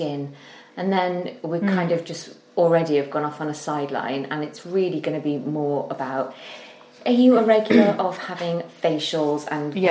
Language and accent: English; United Kingdom; being British